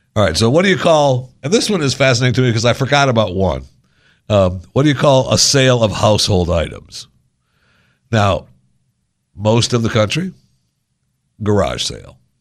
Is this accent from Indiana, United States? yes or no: no; Michigan, United States; moved away; also born or lived in Florida; I grew up in Michigan